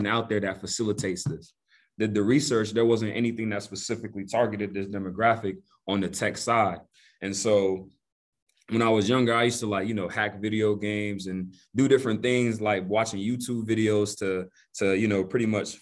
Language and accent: English; Greensboro, North Carolina, United States; also born or lived in Togo; been living in Greensboro pretty much all my life. Grew up in Greensboro.